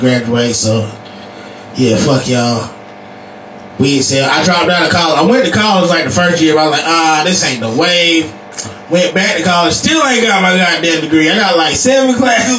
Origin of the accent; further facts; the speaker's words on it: United States; I'm from Sandy Level